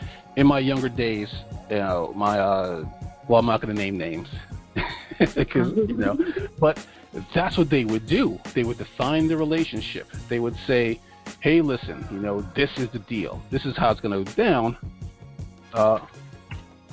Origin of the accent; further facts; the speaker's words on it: New York, United States; I'm from New York